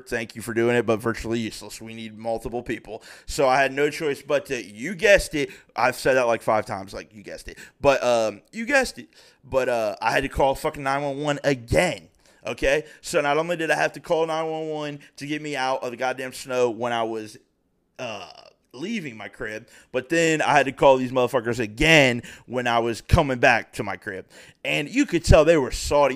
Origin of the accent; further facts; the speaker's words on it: Springboro, Ohio, United States; I'm from Springboro, Ohio, eleven twenty Center Spring